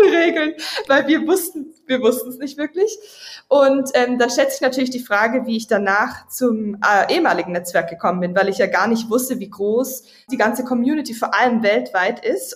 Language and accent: German; Villingen-Schwenningen, Baden-Württemberg, Germany; moved away as an adult; bin ich im Süden Deutschland aufgewachsen, Villingen, Schwenningen